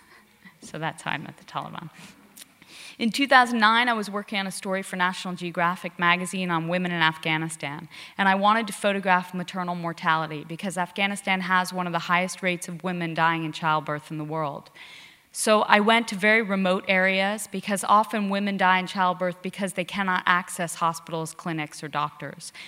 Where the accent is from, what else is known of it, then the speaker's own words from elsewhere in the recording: Connecticut, United States; moved away as an adult; also born or lived in India; I grew up in Connecticut and was raised by hairdressers